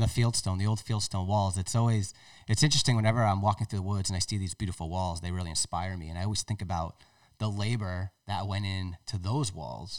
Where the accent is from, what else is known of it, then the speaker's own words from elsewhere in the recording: Tiverton, Rhode Island, United States; That's my hometown